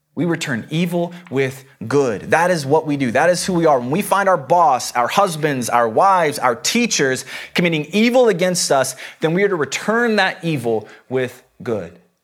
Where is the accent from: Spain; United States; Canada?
United States; the South; I come from the South. Uh, the Bible Belt.